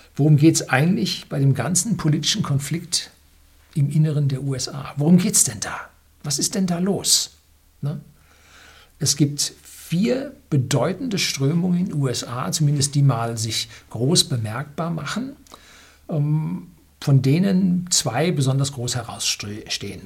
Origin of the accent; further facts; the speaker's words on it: Southern Germany, Germany; bei uns in Süddeutschland